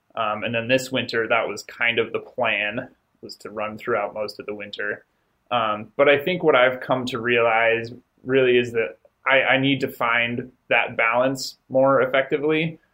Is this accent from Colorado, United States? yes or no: yes; Durango, Colorado, United States; moved away as an adult; also born or lived in Gunnison, Colorado; now in Logan, United States; I grew up in Colorado, um, grew up in Durango, and spent, man, my first 24 years living in Colorado.